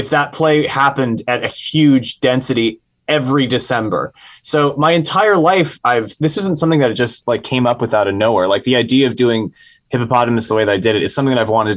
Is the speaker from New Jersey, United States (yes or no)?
no; San Francisco, California, United States; I was raised in San Francisco at a very specific time in the 90s.